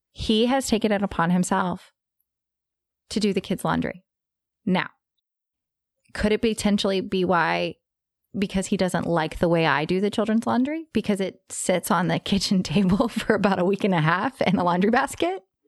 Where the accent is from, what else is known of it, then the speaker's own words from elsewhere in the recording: Texas, United States; I'm from Texas